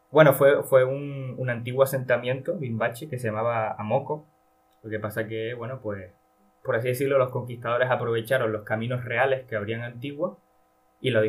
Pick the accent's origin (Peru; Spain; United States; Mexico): Spain; Valle de Guerra, Canary Islands; Es como si Santa Cruz fuera la, no sé, la, la capital del municipio eh, de aquí, de, de mi pueblo, Valle de Guerra.